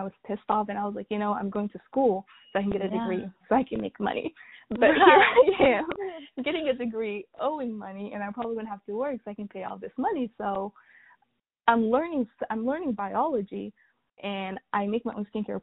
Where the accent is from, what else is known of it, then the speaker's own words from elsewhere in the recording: North Carolina, United States; also born or lived in Sudan; raised in America, same city, same state for like the past 16 years